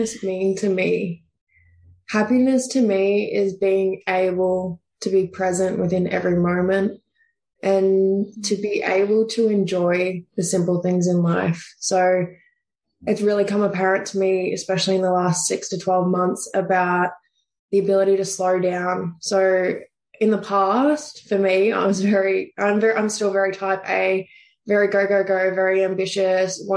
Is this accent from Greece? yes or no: no; Deniliquin, New South Wales, Australia; moved away as an adult; originally I'm actually from country New South Wales. So it's right on the border of New South Wales and Victoria. I'm a little town called Deneligrin. So there's only about 8,000 people there. So you just about know everyone growing up